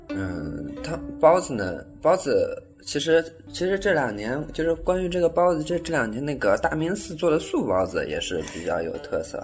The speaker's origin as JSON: {"language": "Chinese", "town": "Taizhou", "region": "Jiangsu", "country": "China", "tie": "born or raised there", "also_born_or_lived": "Yangzhou", "moved": "yes", "said": "我老家是泰州，泰州"}